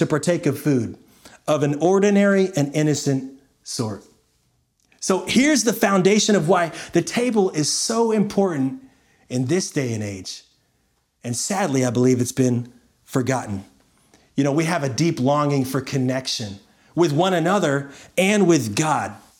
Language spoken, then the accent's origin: English; Florida, United States; moved away as an adult; also born or lived in Nashville / Washington, D.C.; when I was a young boy growing up in Florida